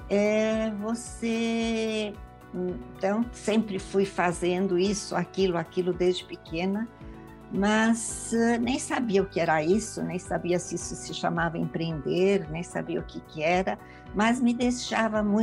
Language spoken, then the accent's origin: Portuguese; Marília, São Paulo, Brazil; now in São Paulo, Brazil; Eu vim de Marília do interior para São Paulo